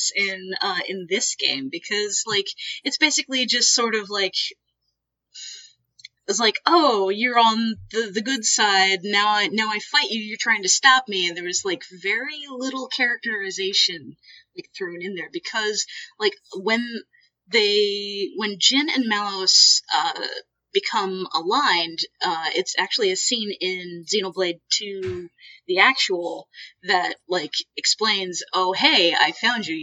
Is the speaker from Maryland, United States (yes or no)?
yes; Baltimore, Maryland, United States; I'm from Baltimore